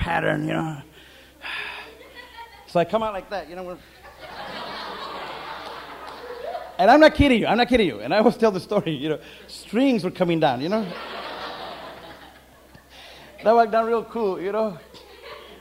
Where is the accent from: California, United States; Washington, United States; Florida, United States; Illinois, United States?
California, United States; Santa Paula; I'm from the Little Lemon, Santa Paula, California